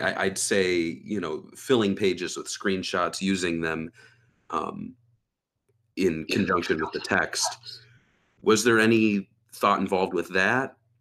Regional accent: United States; as an American growing up

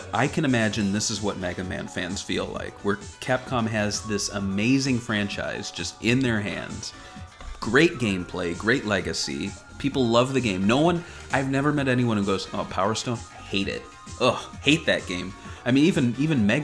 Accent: United States; I'm an American

